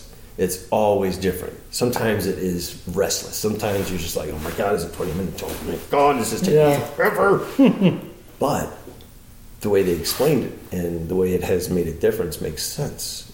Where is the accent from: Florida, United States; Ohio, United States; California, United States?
Florida, United States; now in Los Angeles, United States; I'm from Florida